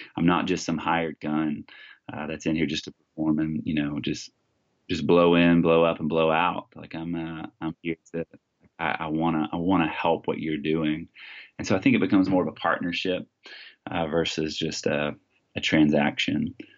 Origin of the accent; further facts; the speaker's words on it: Texas, United States; now in Washington, United States; was born and raised in Texas